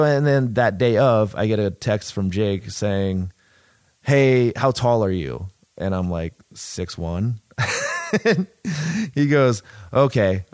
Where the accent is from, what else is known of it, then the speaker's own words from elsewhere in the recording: San Diego, California, United States; I'm from San Diego